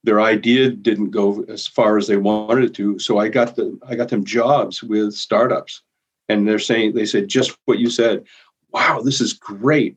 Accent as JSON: {"language": "English", "region": "Maine", "country": "United States", "moved": "yes", "lives_now": "Winona, United States", "said": "I'm from Maine. Wasn't even born in Minnesota"}